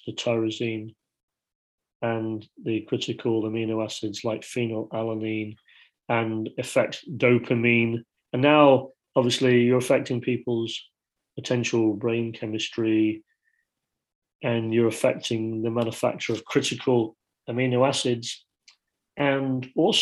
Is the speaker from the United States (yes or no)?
no; Yorkshire and the Humber, United Kingdom; I grew up in Yorkshire